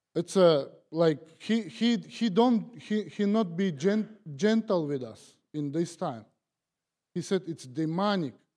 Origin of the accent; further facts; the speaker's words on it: Kazakhstan; English is a second language; moved away as an adult; now in United States; I'm from Kazakhstan.